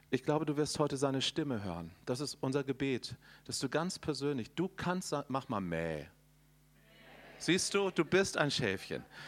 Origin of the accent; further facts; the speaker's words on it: Northern Germany, Germany; ich komme aus Norddeutschland